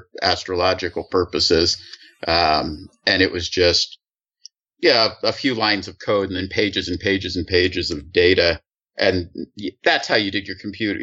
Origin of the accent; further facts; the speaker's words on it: Sonoma County, California, United States; moved away; Sonoma County. If you read about the recent wildfires in the news, the first city that destroyed was actually my hometown